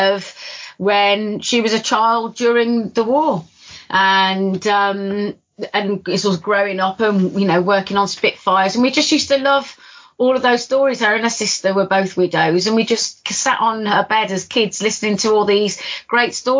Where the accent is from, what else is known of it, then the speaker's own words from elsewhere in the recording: Midlands, United Kingdom; moved away; we're from the Midlands originally